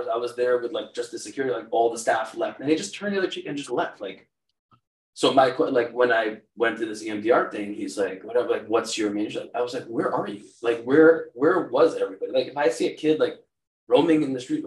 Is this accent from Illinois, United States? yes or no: no; Cedarhurst, New York, United States; moved away; growing up in Cedarhurst